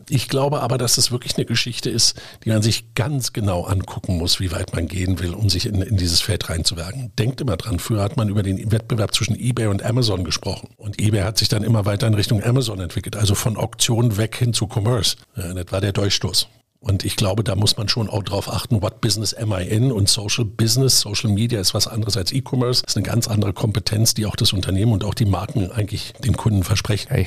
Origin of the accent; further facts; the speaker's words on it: Berlin, Germany; Als Berliner verbinde ich natürlich ganz besondere Ereignisse mit dem Leben in, in, unter der BVG oder in der BVG.